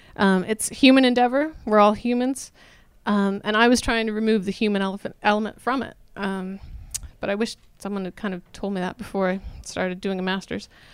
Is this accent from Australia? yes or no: no; Canada; accent: Canadian; moved away; also born or lived in Revelstoke, British Columbia / New Brunswick / London; Rural Canada, I'm Canadian, if you can't tell by the accent